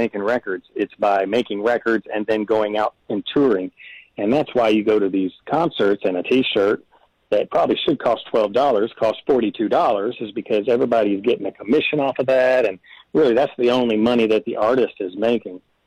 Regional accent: Owensboro, Kentucky, United States; moved away as an adult; also born or lived in Alabama; now in Nashville, United States; I hadn't been to Owensboro in a long time, even though it's my hometown

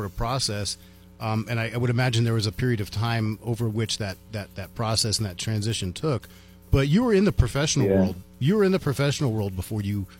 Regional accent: Washington, District of Columbia, United States; moved away as an adult; also born or lived in New Mexico; where we grew up in the Washington, D.C. area is about as close to sea level as you can be

